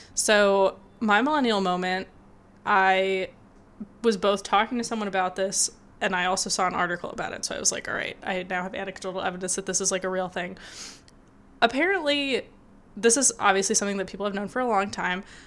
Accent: Michigan, United States; I grew up in Michigan

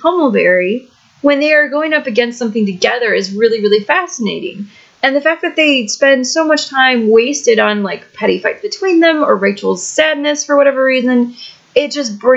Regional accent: Midwest, United States; accent: Midwestern; my accent is Midwestern, but it's also got some Canadian inflections in it because I live north

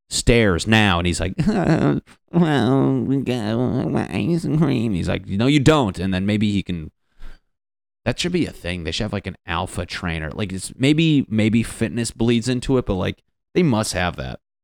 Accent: Connecticut, United States; moved away as an adult; now in Los Angeles, United States; I'm from Connecticut

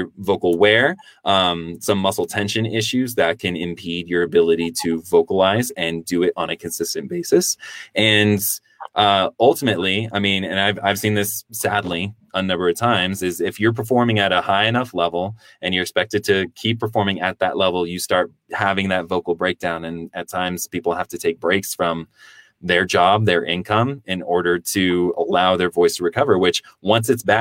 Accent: Denver, Colorado, United States; I'm back in my hometown of Denver, Colorado

